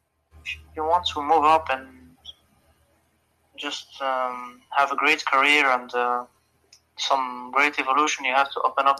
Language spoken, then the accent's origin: English; Algeria; English is a second language; I'm from Algeria.